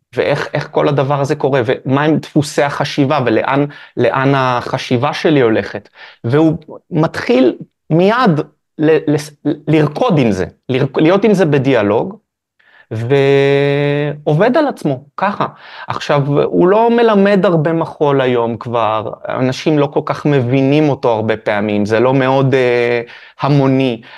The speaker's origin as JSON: {"language": "Hebrew", "town": "Haifa", "region": "Haifa District", "country": "Israel", "tie": "born or raised there", "said": "נולדתי בחיפה."}